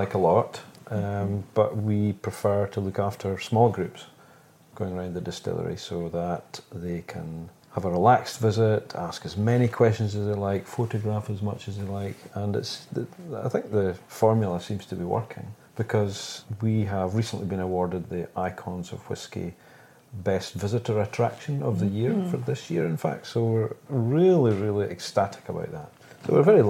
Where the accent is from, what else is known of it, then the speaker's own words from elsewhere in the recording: Dufftown, Scotland, United Kingdom; now in Lossiemouth, United Kingdom; I was born here in Dufftown